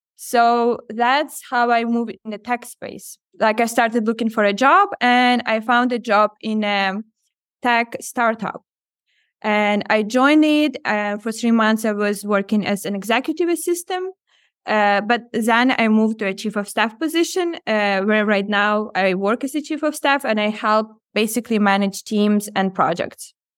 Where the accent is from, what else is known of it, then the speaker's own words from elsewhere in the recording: Ukraine; moved away as an adult; also born or lived in Odesa; growing up in Ukraine